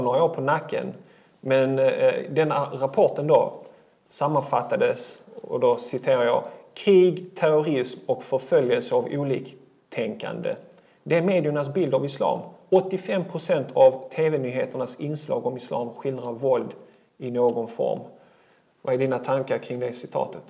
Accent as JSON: {"language": "Swedish", "town": "Malmö", "region": "Skåne", "country": "Sweden", "tie": "born or raised there", "said": "Född och uppväxt i Malmö."}